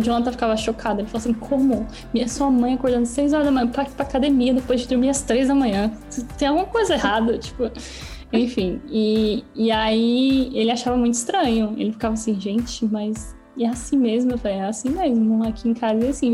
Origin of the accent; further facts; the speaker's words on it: São Paulo, Brazil; first language Portuguese; moved away as an adult; now in Canada; Sou de São Paulo